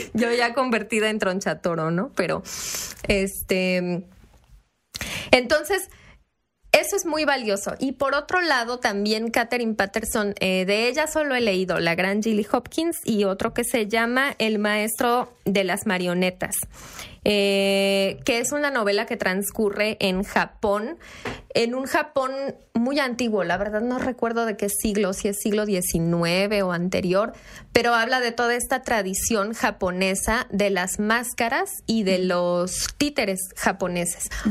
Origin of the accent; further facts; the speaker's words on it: Chiapas, Mexico; moved away; mi casa de, Chiapas, porque soy de Chiapas